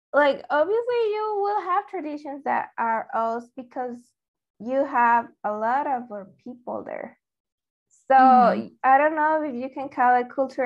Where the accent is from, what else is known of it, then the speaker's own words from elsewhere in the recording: Mexico; English is a second language; they assumed I was Mexican. They were right